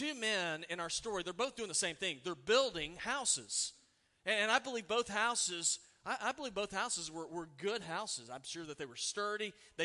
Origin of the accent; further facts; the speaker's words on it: Oklahoma, United States; I grew up in Oklahoma.